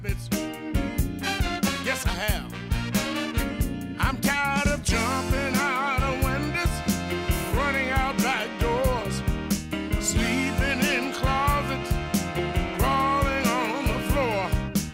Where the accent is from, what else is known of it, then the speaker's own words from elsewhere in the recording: Kirkwood, Missouri, United States; moved away; where I grew up in Kirkwood